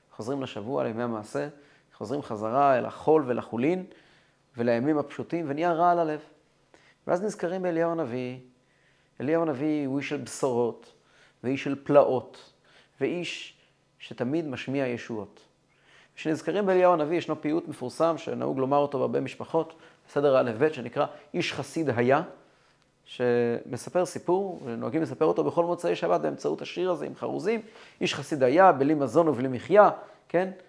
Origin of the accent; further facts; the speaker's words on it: Kfar Chabad, Central District, Israel; moved away as an adult; now in Holon, Israel; אני גדלתי כל ימיי בכפר חב"ד או במקומות כאלה